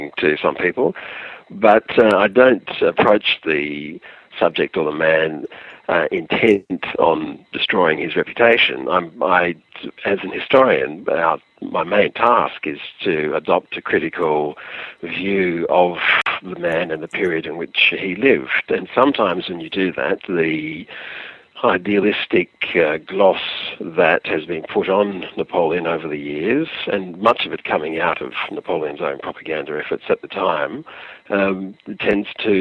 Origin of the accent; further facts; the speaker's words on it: Perth, Western Australia, Australia; moved away as an adult; also born or lived in Paris, France; I am an Australian born in Perth, Australia, which is on the west coast. Spent the first 20-odd years of my life